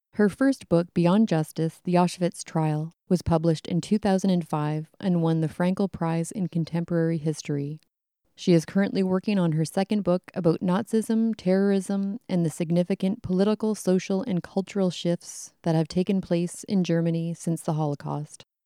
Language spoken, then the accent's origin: English; Canada; growing up in Canada